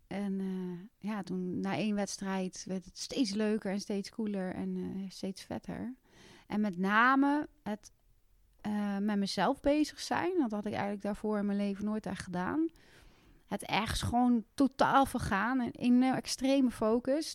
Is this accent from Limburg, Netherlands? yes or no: no; Westervoort, Gelderland, Netherlands; ik kom oorspronkelijk uit Westervoort en ik kom uit een gezin met twee andere kinderen nog